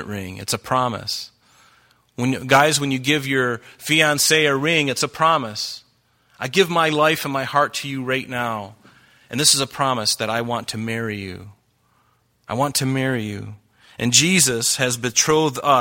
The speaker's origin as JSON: {"language": "English", "country": "United States", "said": "I'm American"}